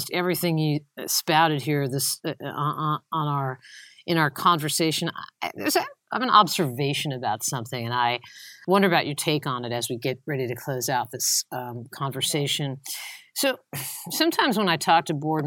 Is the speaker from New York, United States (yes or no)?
yes; Long Island, New York, United States; moved away; also born or lived in North Carolina; I'm really from Long Island.